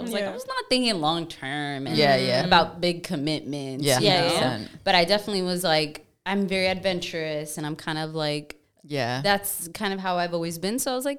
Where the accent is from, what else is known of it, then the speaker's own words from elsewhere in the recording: New York, United States; I'm a New Yorker. We're very skeptic.